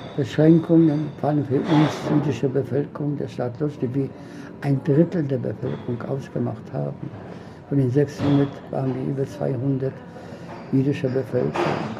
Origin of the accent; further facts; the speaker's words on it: Łódź, Łódź Voivodeship, Poland; first language Polish; German is a second language; moved away; Im Zentrum der Stadt lodge meine Geburtsstadt